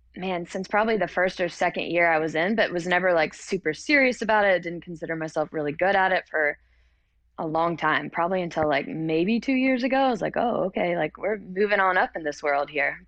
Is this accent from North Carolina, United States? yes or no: yes; Hickory, North Carolina, United States; I was born and raised in Hickory, North Carolina